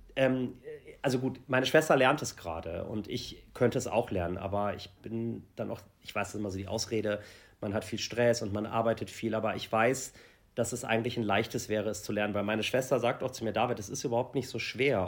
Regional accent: Germany; ich bin halt ähm, hier aufgewachsen in Deutschland.

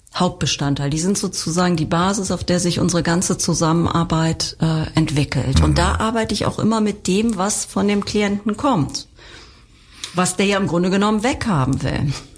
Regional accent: Germany; bei uns in Deutschland

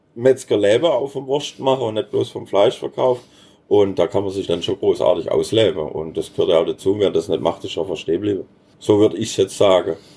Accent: Baden-Württemberg, Germany; als Schwab

